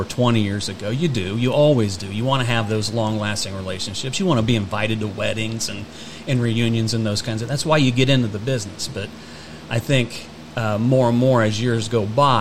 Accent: Converse, Indiana, United States; Born and raised in Converse, Indiana.

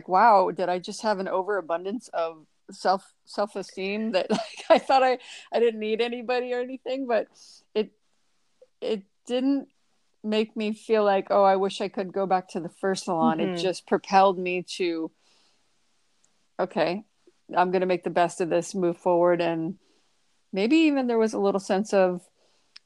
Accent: Toledo, Ohio, United States; being from a smaller town, I'm from Toledo, Ohio

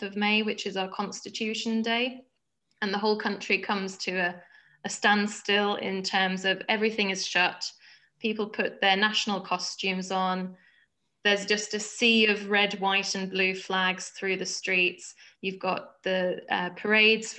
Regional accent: Stavanger, Rogaland, Norway; moved away as an adult; now in North East England, United Kingdom; I grew up in Stavanger, which is the fourth largest city in Norway

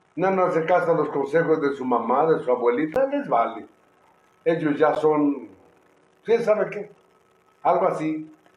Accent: Oaxaca, Mexico; Somos oaxaqueños.

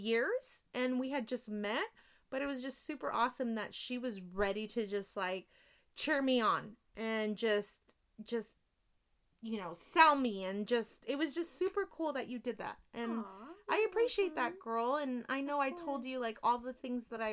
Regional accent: San Jose, California, United States; I am a girl from East San Jose, and I am so proud to be a San Jose girl

